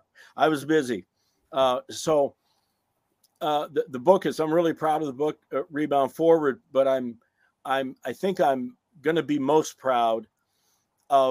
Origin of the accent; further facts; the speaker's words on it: Iowa, United States; I'm from Iowa